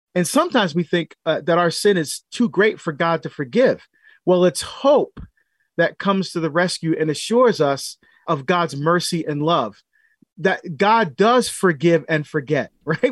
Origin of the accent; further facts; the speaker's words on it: Barbados; moved away; getting citizenship in my home country of Barbados because I had to give up citizenship when I came here.